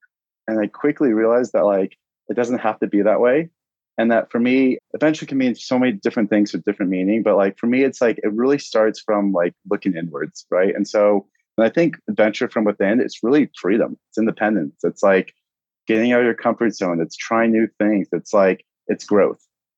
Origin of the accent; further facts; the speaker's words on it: Maine, United States; also born or lived in Boston / Santa Barbara; So I grew up actually, I was born in Boston, raised in Maine for a little bit, then jetted out to Santa Barbara, which I love.